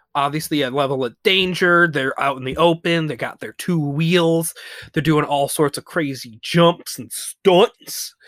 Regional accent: the South, United States; I'm an American man

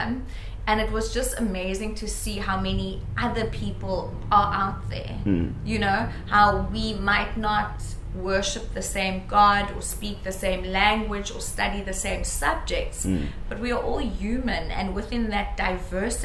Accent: Stellenbosch, Western Cape, South Africa; I come from a mainly coloured community called Idas Valley in Stellenbosch

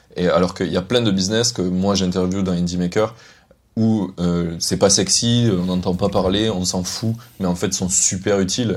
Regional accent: Carcassonne, Occitania, France; moved away; also born or lived in Paris; je viens de Carcassonne

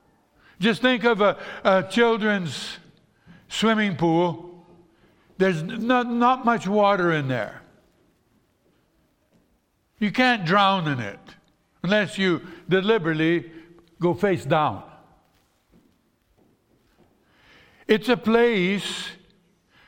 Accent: Brazil; moved away; when I grew up in Brazil

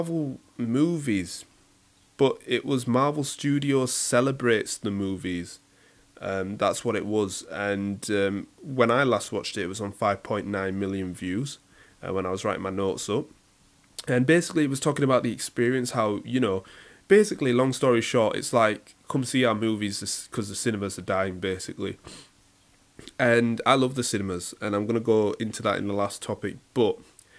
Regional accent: Leeds, Yorkshire and the Humber, United Kingdom; I'm a Yorkshireman

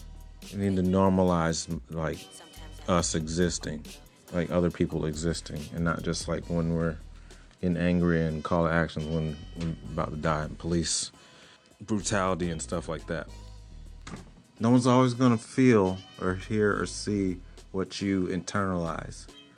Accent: Fort Campbell, Kentucky, United States; born there; now in Portland, United States; age 38. I was born in Fort Campbell, Kentucky. I live in Portland, Oregon now.

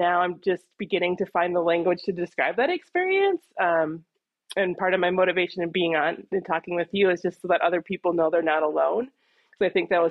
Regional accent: Midwest, United States; I grew up in the Midwest

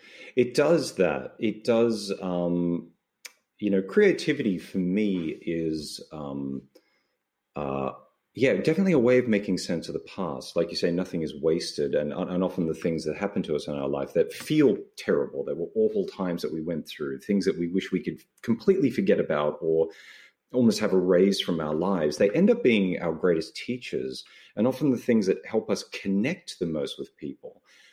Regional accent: Australia; No, I'm not. I'm an Australian. Guilty as charged, yes.

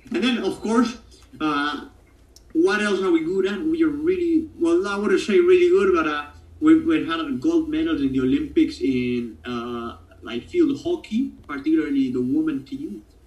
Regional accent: Argentina; accent: Italian; first language Spanish; English is a second language; I'm perhaps from what could be considered some sort of Italian colony because there's so much Italian heritage in here.

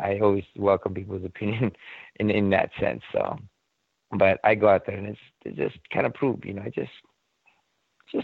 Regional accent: Philippines; I'm Filipino

